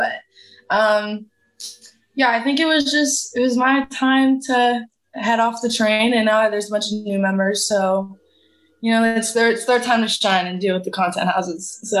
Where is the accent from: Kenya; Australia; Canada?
Canada; I only had 6 months in the U.S. as a Canadian, so my 6 months was up.